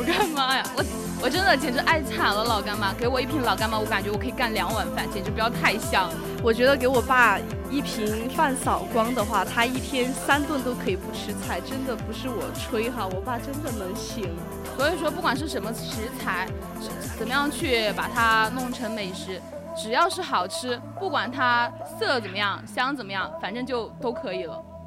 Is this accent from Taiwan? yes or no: no; southern China, China; 作为南方人的我